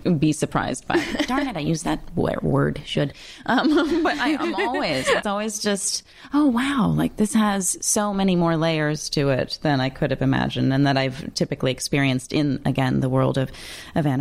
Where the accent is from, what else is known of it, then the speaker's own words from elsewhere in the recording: Toronto, Ontario, Canada; moved away; I grew up in Toronto and went to grade school there